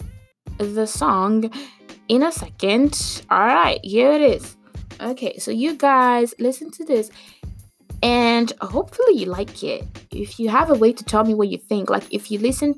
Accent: Nigeria; I'm from Nigeria

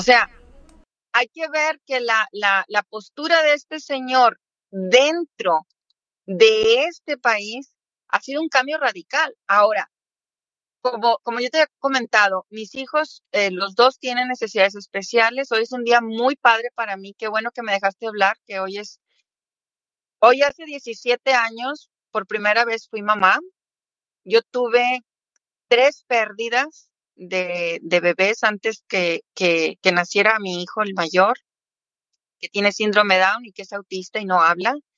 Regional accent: Mexico; moved away as an adult; now in Florida, United States; Yo soy mexiquense

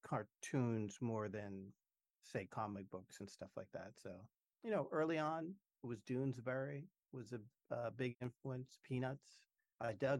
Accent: Boston, Massachusetts, United States; moved away; also born or lived in San Francisco; I grew up in Boston

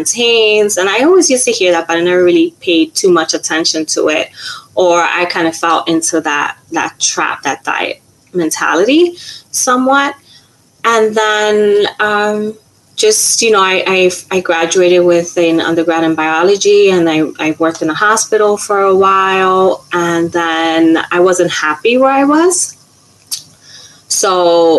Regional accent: New York City, New York, United States; I did my undergrad here in New York City. So I'm from New York City

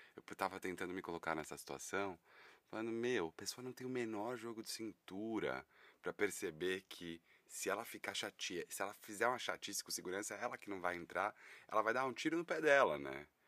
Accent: São Paulo, Brazil; Eu tenho 36 anos e sou daqui de São Paulo

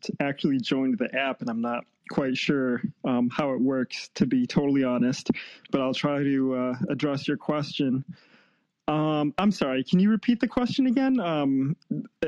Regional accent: Chicago, Illinois, United States; now in Austin, United States; I currently live in Austin, Texas, but I'm originally from Chicago

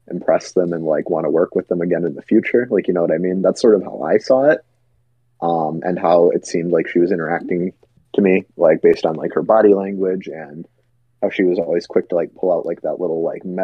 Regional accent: Wisconsin, United States; we're from Wisconsin, so we're Bucks fans

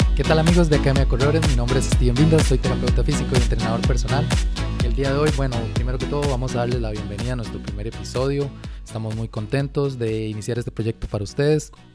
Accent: Costa Rica; nosotros aquí en Costa Rica tenemos un clima muy húmedo

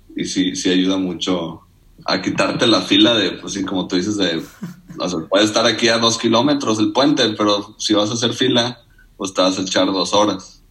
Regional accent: Nuevo Laredo, Tamaulipas, Mexico; also born or lived in Monterrey, Nuevo León / Iowa, United States; cumplí nueve y me vine para, Nuevo Laredo. Y pues, desde entonces hasta acabar prepa

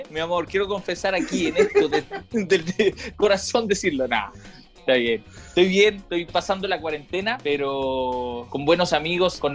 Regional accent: Ecuador; also born or lived in Chile; yo nací en Ecuador, soy ecuatoriano. La cosa es que mi vida no solamente fue en Ecuador, sino que mi vida fue ir y venir de Chile a Ecuador, Chile a Ecuador. Mi papá es ecuatoriano, mi mamá es chilena.

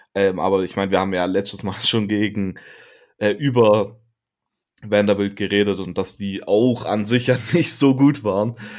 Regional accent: Germany; als Deutscher

